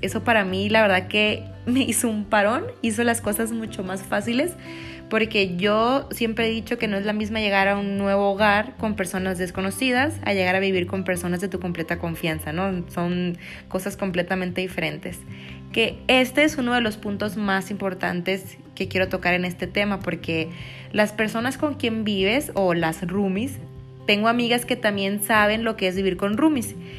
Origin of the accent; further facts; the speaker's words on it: Culiacán, Sinaloa, Mexico; Yo soy de Culiacán